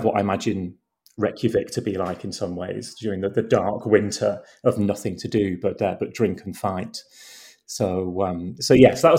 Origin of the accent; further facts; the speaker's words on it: Boston, East Midlands, United Kingdom; we moved to Boston in Lincolnshire when I was, I think, about 12. So like most sort of teenagers growing up in Lincolnshire